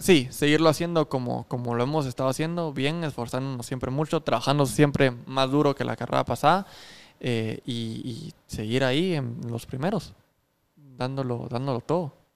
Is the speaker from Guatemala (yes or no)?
yes; Guatemala; cuando decís que sos guatemalteco